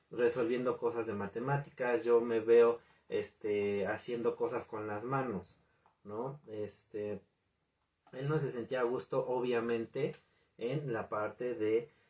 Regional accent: Mexico; en mi caso, como en, muchas otras familias mexicanas

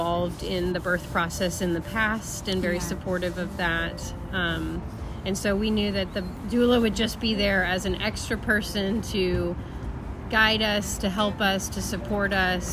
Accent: United States; moved away as an adult; now in Northern Ireland, United Kingdom; And we're also American, and so we were kind of actually in the process of moving from America to the UK

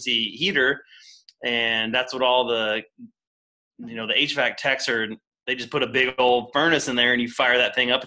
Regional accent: Tennessee, United States; moved away; I grew up in Tennessee, Tennessee Valley, TVA

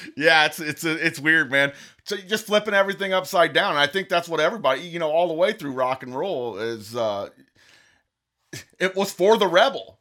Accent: United States; I'm just an American.

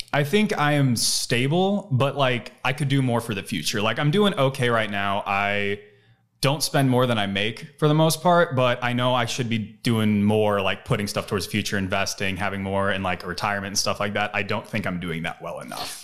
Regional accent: Cleveland, Ohio, United States; moved away as an adult; also born or lived in Los Angeles, California; now in Austin, United States; I moved from out of state, I moved from Cleveland

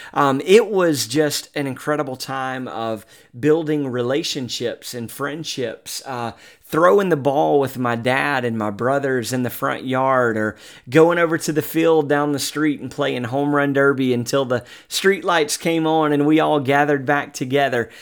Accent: Mobile, Alabama, United States; Mobile, Alabama, my hometown

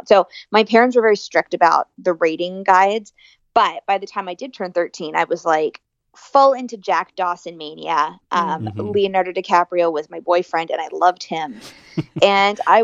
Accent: Ireland; I'm Irish

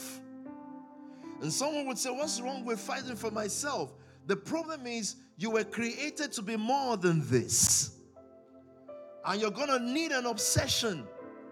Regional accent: Nigeria; I'm from Nigeria. I'm African. But I'm from Nigeria. Precisely from the Yoruba tribe.

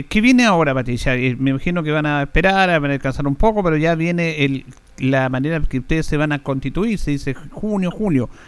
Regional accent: Chile; eh, somos machistas los chilenos

